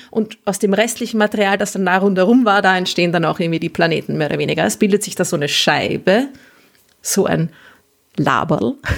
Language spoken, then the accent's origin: German; Vienna, Austria; als Wienerin